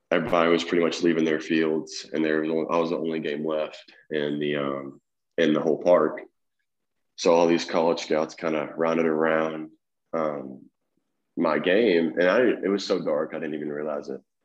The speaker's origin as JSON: {"language": "English", "area": "Fayette County, outside Memphis", "region": "Tennessee", "country": "United States", "tie": "born or raised there", "said": "I grew up in a little small town called Fayette County. It's a little, little rundown, kind of outside of Memphis, about 30 minutes."}